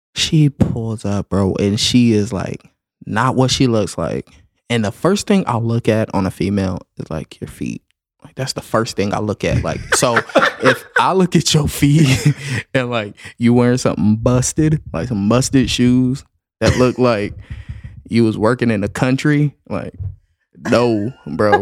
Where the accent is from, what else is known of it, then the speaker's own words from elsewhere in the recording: the South, United States; I'm from the South